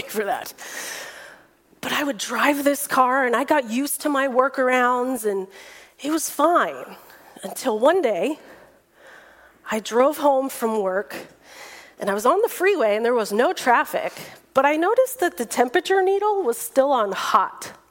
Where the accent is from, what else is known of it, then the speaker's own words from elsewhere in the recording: Fresno, California, United States; moved away as an adult; now in San Diego, United States; I drove that car all over my hometown of Fresno